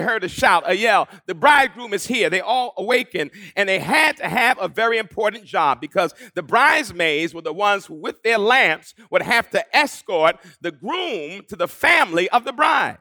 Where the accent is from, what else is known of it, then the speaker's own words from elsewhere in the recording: Long Island, New York, United States; The church I grew up in on Long Island